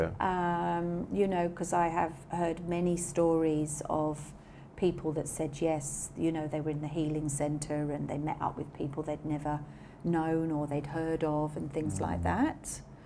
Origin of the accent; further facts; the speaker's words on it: England, United Kingdom; being English